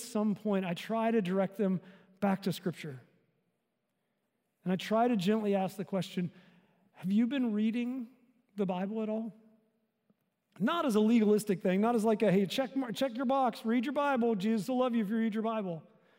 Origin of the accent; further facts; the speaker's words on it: the South, United States; I grew up in the South